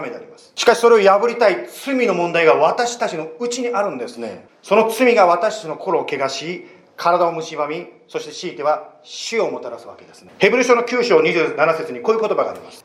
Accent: Japan; moved away as an adult; 私はですね、日本で生まれた、まあ、ティピカルなっていうか普通の日本人

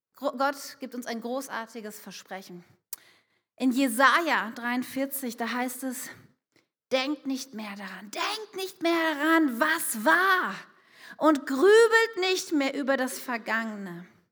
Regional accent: Wuppertal, North Rhine-Westphalia, Germany; moved away as an adult; now in Wunstorf, Germany; ich komme aus einer Großstadt, ich komme aus Wuppertal

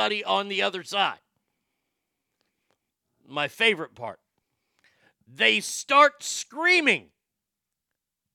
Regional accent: United States; an American

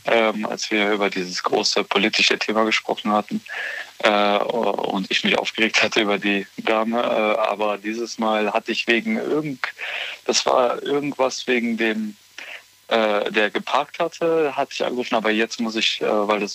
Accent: Bonn, North Rhine-Westphalia, Germany; moved away as an adult; also born or lived in Nuremberg; now in Eifel, Germany; ich komme eigentlich ursprünglich aus Bonn.

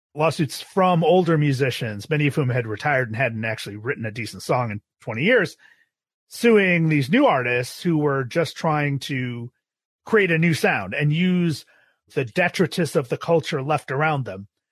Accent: Buffalo, New York, United States; moved away as an adult; also born or lived in Austin, Texas; I grew up in Buffalo, New York

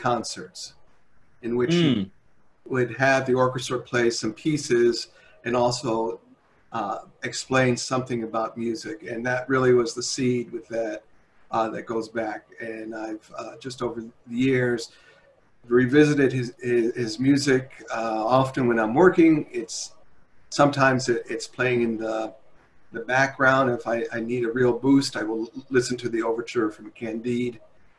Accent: Bridgeport, Connecticut, United States; I grew up in Bridgeport, Connecticut, which then was a factory town, up train line out of New York City.

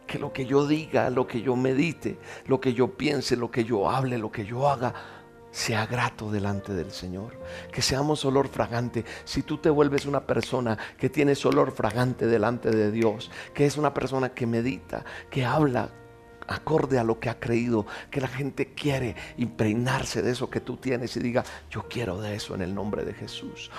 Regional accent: Colombia; como colombiano

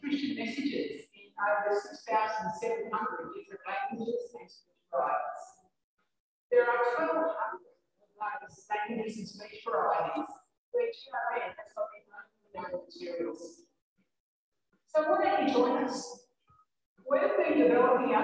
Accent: Ireland; I grew up in Ireland

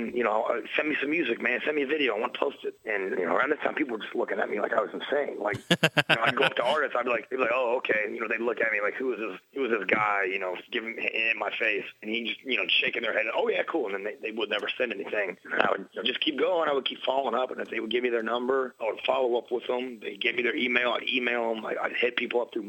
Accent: Indiana, United States; moved away as an adult; now in Chicago, United States; I'm actually from Indiana originally.

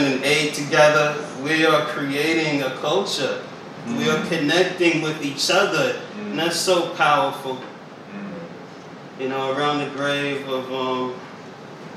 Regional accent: New York City, New York, United States; now in Richmond, United States; I was born and raised in Brooklyn, New York

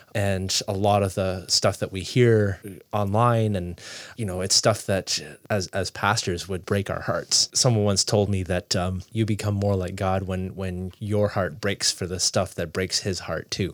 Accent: Toronto, Ontario, Canada; moved away as an adult; also born or lived in Nova Scotia; now in Fredericton, Canada; I grew up in Toronto, big city.

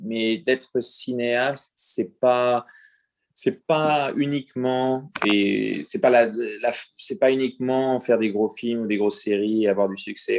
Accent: France; moved away; je devais quitter la France pour le faire. Et j'ai quitté la France

